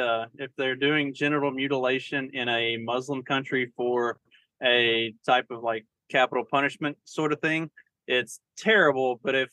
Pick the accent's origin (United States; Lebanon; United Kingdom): United States; Southern; I'm Scottish and Southern